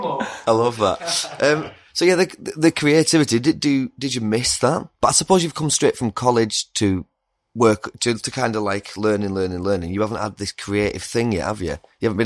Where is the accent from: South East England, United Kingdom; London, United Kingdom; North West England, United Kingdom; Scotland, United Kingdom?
North West England, United Kingdom; Lake District; I'm from the Lake District near Longclume